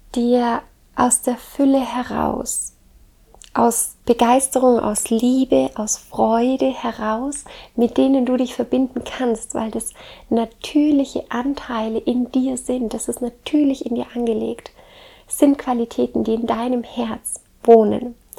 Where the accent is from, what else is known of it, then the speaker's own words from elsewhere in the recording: Southern Germany, Germany; also born or lived in Baltic Sea coast; Ich komme ja ursprünglich aus dem Süden Deutschlands und bin jetzt hier an der Ostsee